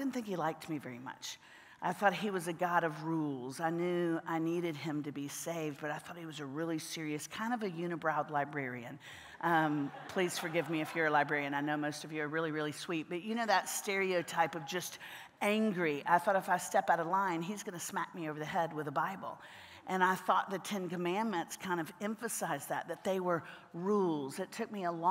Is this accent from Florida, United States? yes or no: yes; Central Florida, United States; now in Nashville, United States; I grew up in Central Florida.